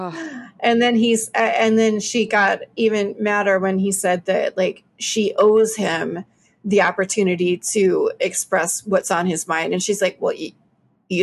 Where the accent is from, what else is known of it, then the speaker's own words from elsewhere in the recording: Alabama, United States; we're from Alabama. We were raised Southern Baptist